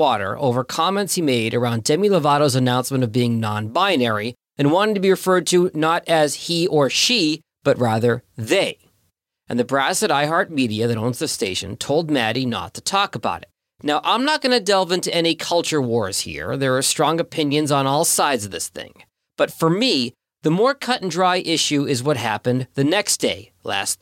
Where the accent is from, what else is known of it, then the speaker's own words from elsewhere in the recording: Boston, Massachusetts, United States; moved away; my hometown of Boston, Massachusetts